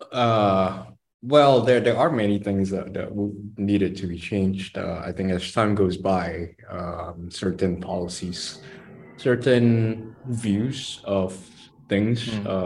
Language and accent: English; Malaysia; I think as a Malaysian, a reform Malaysian, they should uh, be open to changes.